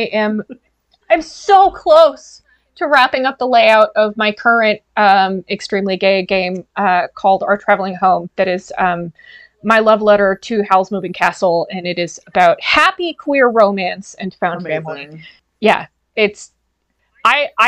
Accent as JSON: {"language": "English", "region": "Ohio", "country": "United States", "tie": "born or raised there", "moved": "as an adult", "lives_now": "Canada", "said": "I grew up in Ohio, really conservative Catholic"}